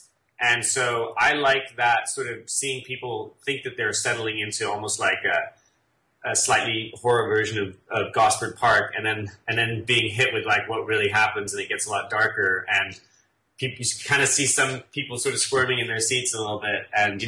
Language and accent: English; England, United Kingdom; accent: English; wife has mentioned to me that even though I throw in the odd English euphemism and word, I don't sound as English as I used to.